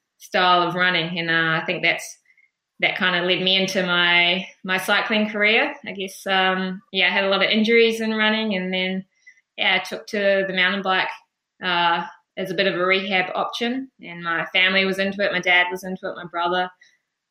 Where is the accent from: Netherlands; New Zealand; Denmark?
New Zealand; Wellington; moved away as an adult; also born or lived in Clyde, Otago, New Zealand; now in Wollongong, Australia; I moved to Wellington just before I started school, so Wellington is really home for me, wild, wet, windy Wellington.